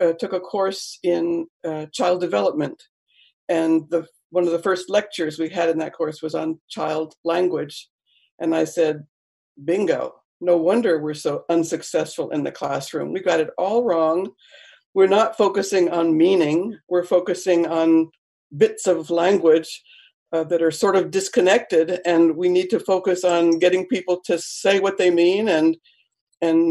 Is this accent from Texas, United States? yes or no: no; North Carolina, United States; first language English; moved away; I grew up in North Carolina in the U.S.